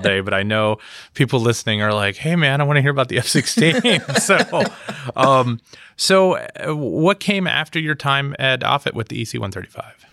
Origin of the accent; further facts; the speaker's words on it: Pittsburgh, Pennsylvania, United States; I'm from Pittsburgh